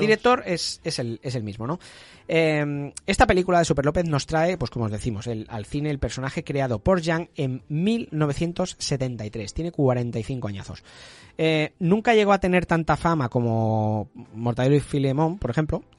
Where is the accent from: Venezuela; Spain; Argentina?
Spain; Catalonia; Que somos catalanes